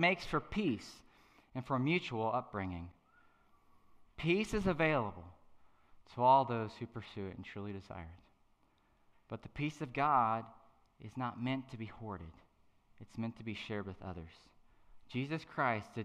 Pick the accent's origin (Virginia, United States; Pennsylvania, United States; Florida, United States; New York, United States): Virginia, United States; Madison; I'm from a little farm town called Madison, Virginia.